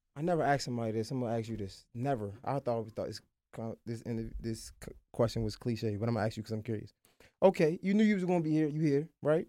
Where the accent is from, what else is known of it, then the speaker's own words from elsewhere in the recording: Baltimore, Maryland, United States; accent: Baltimore; we got that Baltimore accent